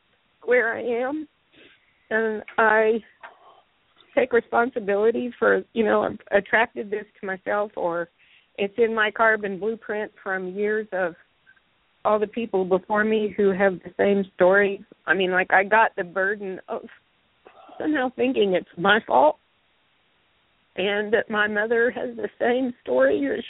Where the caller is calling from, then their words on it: Greensboro, North Carolina, United States; Hi, this is … in Greensboro.